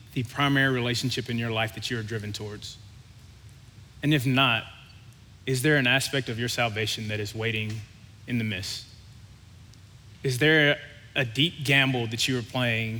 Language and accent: English; Louisiana, United States; I grew up in Louisiana